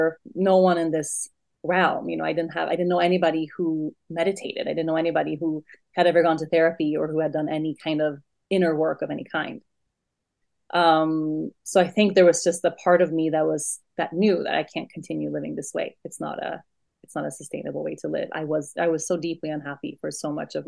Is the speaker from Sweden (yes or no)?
yes; Sweden; moved away as an adult; So I was born and raised in Sweden and lived my whole young adult life in Sweden